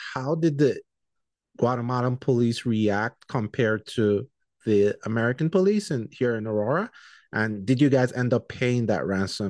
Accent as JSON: {"language": "English", "country": "Nigeria", "said": "I'm Nigerian, right?"}